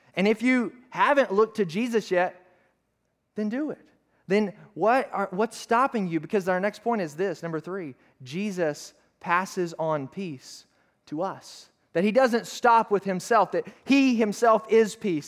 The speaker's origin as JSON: {"language": "English", "region": "Arkansas", "country": "United States", "said": "I'm from Arkansas"}